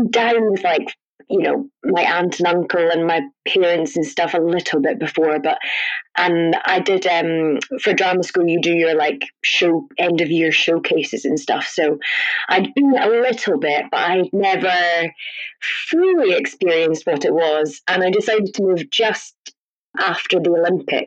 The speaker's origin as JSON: {"language": "English", "town": "Kirkcaldy", "region": "Scotland", "country": "United Kingdom", "moved": "as an adult", "lives_now": "London, United Kingdom", "said": "I'm from Kirkcaldy in Fife"}